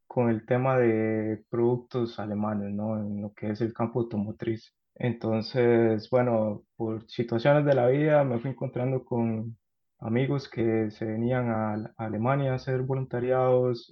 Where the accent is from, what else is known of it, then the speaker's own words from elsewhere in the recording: San José, Costa Rica; moved away as an adult; now in Karlsruhe, Germany; yo soy de Costa Rica